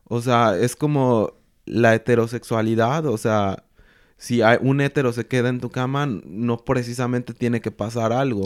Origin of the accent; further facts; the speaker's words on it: Mexico; moved away as an adult; also born or lived in Mexico City; now in Germany; nosotros como mexicanos